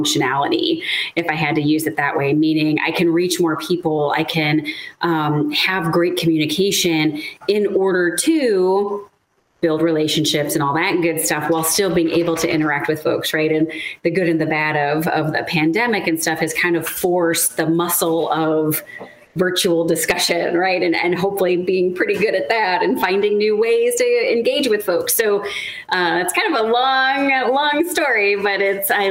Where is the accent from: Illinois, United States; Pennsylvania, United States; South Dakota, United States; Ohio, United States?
Illinois, United States; Chicago; moved away; also born or lived in Seattle / Southern California; I'm originally from the Midwest, so I'm a Chicagoan. I grew up outside of the city of Chicago